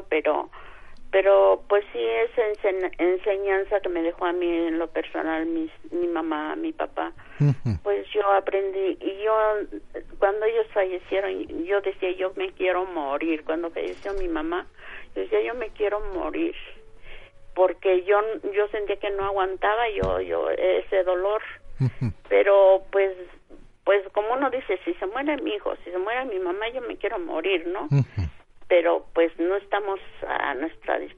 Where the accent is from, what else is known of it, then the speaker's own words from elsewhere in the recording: Senguio, Michoacán, Mexico; moved away; nosotros somos del estado de Michoacán, allá de Sengio, el, este, entonces pues toda mi familia se vino para acá